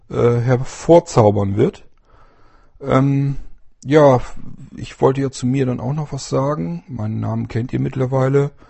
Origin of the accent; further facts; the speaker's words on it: Lower Saxony, Germany; weil die werden hier in den kleineren Dörfern und Städten, ich bin also auf dem Land groß geworden, äh, werden die nicht ausgebildet. Das heißt, du müsstest zumindest nach Bremen oder Hannover